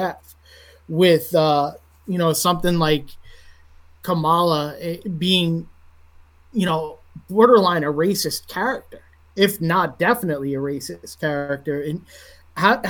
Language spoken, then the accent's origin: English; New York, United States; growing up in New York, where it's such a diverse city, you know, I've grown up with friends of all different races and backgrounds